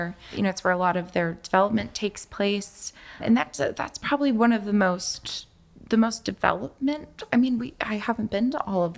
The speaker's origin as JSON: {"language": "English", "town": "Liberty Hill", "region": "Texas", "country": "United States", "said": "I'm from Liberty Hill"}